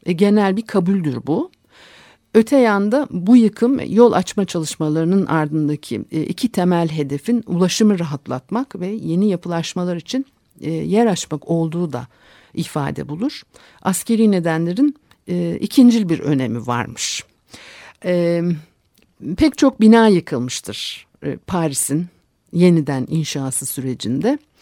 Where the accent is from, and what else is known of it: Turkey